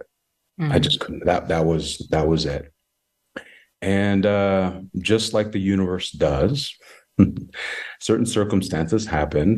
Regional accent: Lehi, Utah, United States; also born or lived in Samoa; I was born in Western Samoa, and adopted at a very young age by a beautiful Caucasian family. And I am the youngest of three other siblings. We all come from different nationalities and backgrounds. And our beautiful old family is Caucasian. And I grew up in a little small town called Lehi, Utah

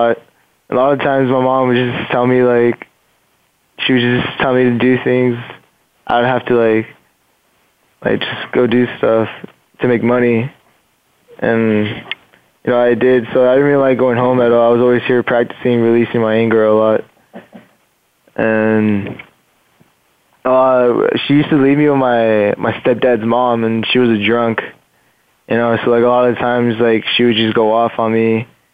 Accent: Fullerton, California, United States; born there; Okay. Well, I was born in Fullerton.

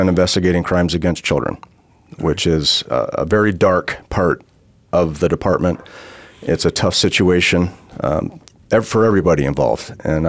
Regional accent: Michigan, United States; moved away as an adult; now in Arizona, United States; I am from Michigan, spent 40 years there. I'm going on my 13th here.

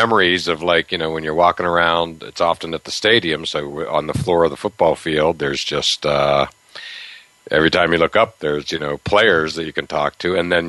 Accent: Medfield, Massachusetts, United States; he lives here in my hometown of Medfield, Massachusetts

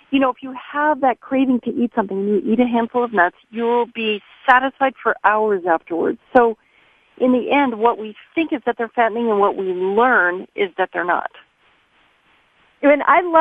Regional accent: Pacific Northwest, United States; now in France; I hail from the Pacific Northwest, both Oregon and Washington

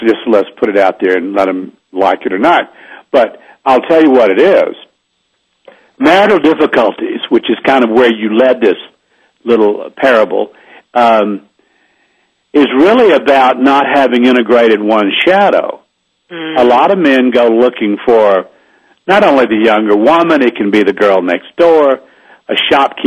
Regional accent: the South, United States; I grew up in the South

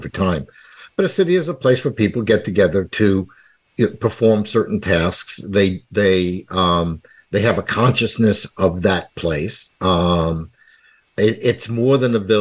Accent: Valley Stream, New York, United States; accent: New York; moved away; also born or lived in Heidelberg, Germany / Brooklyn, New York; Moved to Long Island when I was five, and grew up more or less in the shadow of New York City, 32 minutes by train.

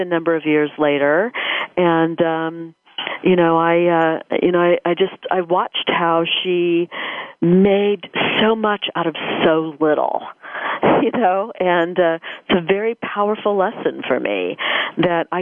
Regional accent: Dayton, Ohio, United States; moved away as an adult; now in Dallas, United States; I grew up in Dayton, Ohio, the little D, to move much later in life to the big D, Dallas

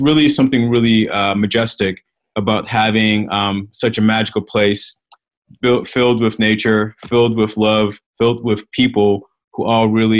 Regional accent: Beaufort, South Carolina, United States; I'm from Beaufort, South Carolina, which is on the coast of South Carolina, an hour and a half south of Charleston, 45 minutes north of Savannah, Georgia. And my hometown is comprised of about 60 islands

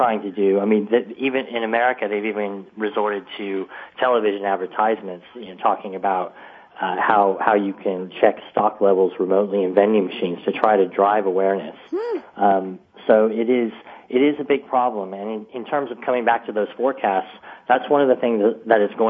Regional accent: United States; now in United Kingdom; I'm actually an American

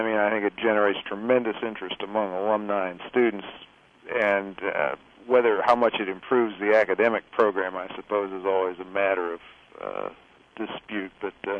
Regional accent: Ohio, United States; moved away as an adult; also born or lived in Louisiana; I grew up in Ohio.

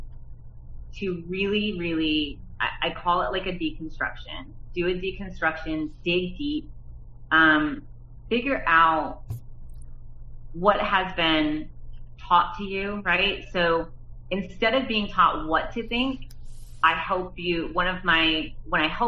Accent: Nebraska, United States; I grew up in the Midwest, I grew up in Nebraska

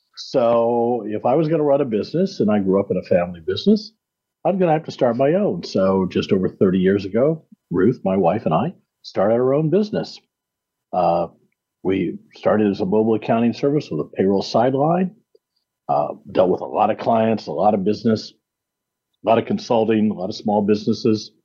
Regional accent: Iowa, United States; moved away as an adult; also born or lived in Kansas City; I'm a Midwestern boy. I grew up in Iowa.

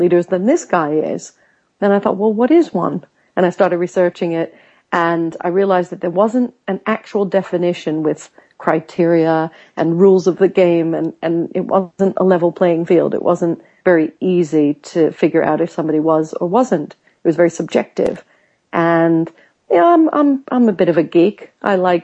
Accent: United States; now in United Kingdom; I grew up in America where sometimes people might oversell themselves

